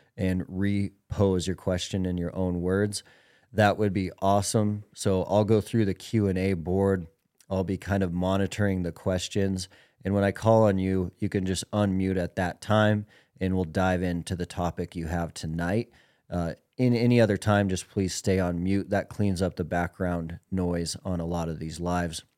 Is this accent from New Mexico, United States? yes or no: no; Billings, Montana, United States; Tom has been a buddy of mine since we were young guys growing up in Billings, Montana.